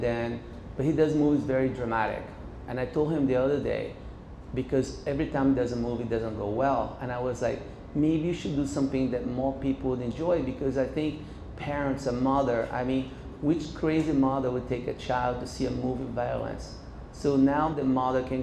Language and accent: English; Recife, Pernambuco, Brazil; now in United States; Growing up in Recife